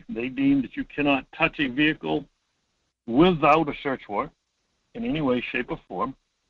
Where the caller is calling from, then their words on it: Homer, Alaska, United States; Hi, Mike. … from Homer, listening to you, watching those shows.